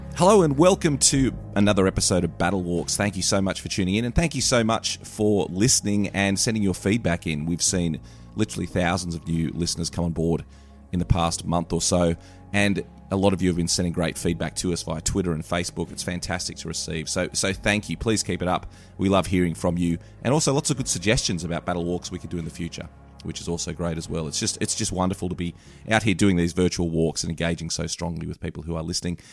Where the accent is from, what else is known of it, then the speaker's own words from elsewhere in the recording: Australia; as an Aussie